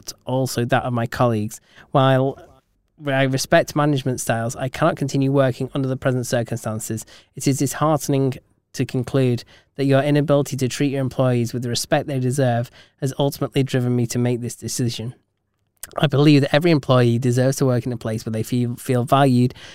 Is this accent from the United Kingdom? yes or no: yes; England, United Kingdom; we're English